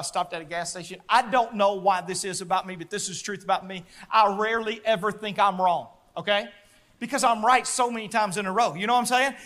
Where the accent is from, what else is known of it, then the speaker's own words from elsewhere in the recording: Louisiana, United States; moved away; also born or lived in southern Arkansas; I grew up in Louisiana and southern Arkansas